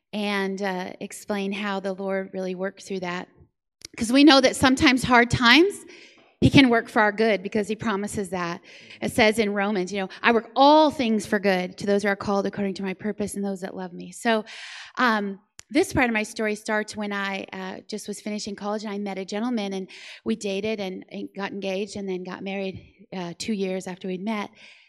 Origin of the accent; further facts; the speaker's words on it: Florida, United States; now in San Antonio, United States; So as Quentin said, I live in San Antonio now, and I came from Florida.